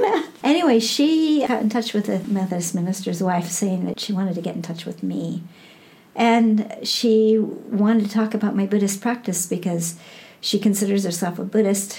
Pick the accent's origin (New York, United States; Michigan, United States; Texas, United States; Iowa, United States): Iowa, United States; Burlington; moved away as an adult; now in California, United States; I have been rediscovering my hometown Hmm. I mean, as a child, I moved in and out of that town, but I was born there. I graduated from high school there